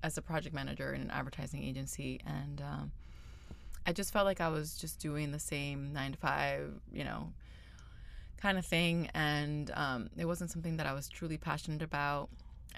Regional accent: Florida, United States; moved away as an adult; also born or lived in Venezuela / California; now in Los Angeles, United States; I'm originally from Venezuela and moved to the United States when I was 8 years old and lived in Florida for a really long time, over 20 years

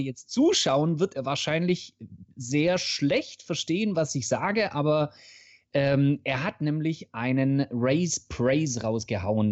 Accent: Swabia, Germany; für mich als Schwabe

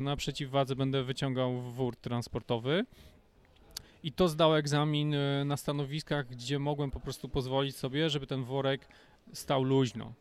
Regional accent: Gogolin, Opole Voivodeship, Poland; moved away as an adult; also born or lived in Kraków; do Gogolina, do mojego rodzinnego miasta

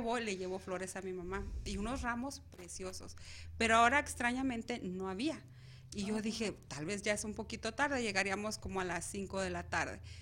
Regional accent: Mexico; now in Arizona, United States; nosotros como mexicanos

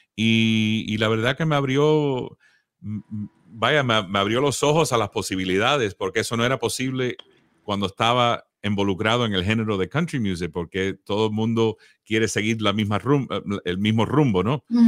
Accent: Miami, Florida, United States; moved away as an adult; now in Nashville, United States; Nacido en Miami, como dijiste, la banda empezó en Miami. Y ahí me crié en Miami

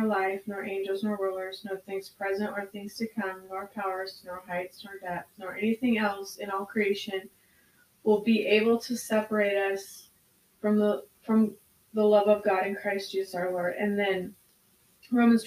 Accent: United States; as an American culture

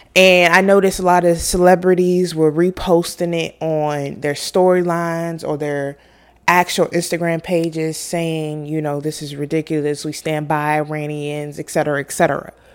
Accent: United States; Us as Americans

